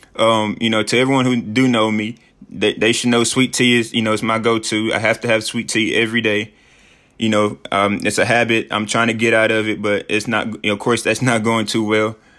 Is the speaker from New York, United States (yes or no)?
no; Sheffield, Tennessee, United States; moved away as an adult